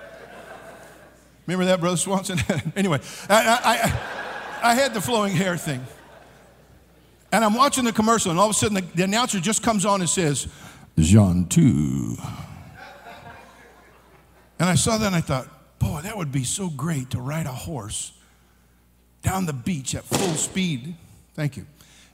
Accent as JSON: {"language": "English", "region": "California", "country": "United States", "tie": "born or raised there", "said": "I'm born and raised in California. I'm a native Californian"}